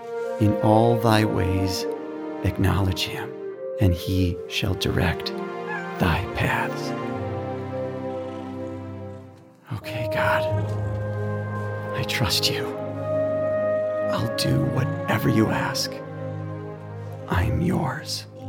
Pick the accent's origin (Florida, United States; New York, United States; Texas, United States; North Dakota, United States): North Dakota, United States; Emerado; No, I'm a rancher from Emerado.